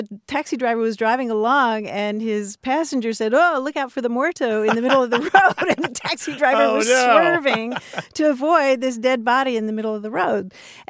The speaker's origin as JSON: {"language": "English", "town": "Louisville", "region": "Kentucky", "country": "United States", "said": "A fellow Louisvillian, too"}